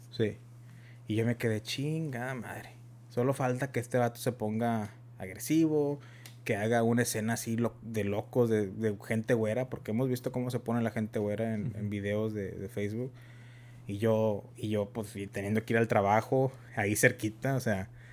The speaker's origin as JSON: {"language": "Spanish", "country": "United States", "said": "somos de Estados Unidos, somos mexicanos, americanos y tenemos el tex tenemos el, inglés y el español"}